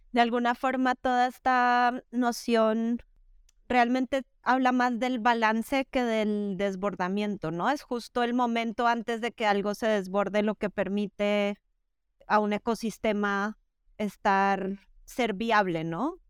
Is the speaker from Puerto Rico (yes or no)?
no; Bogotá, Colombia; born or raised there; now in Spain